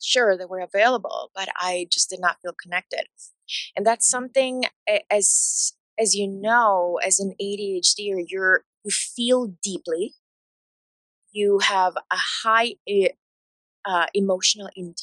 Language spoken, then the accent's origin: English; Bolivia; English is a second language; moved away; growing up in Bolivia